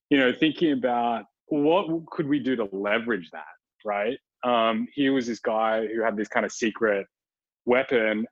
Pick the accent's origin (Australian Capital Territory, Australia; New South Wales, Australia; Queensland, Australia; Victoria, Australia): New South Wales, Australia; Sydney; back when I was a wee little undergrad in my hometown of Sydney, Australia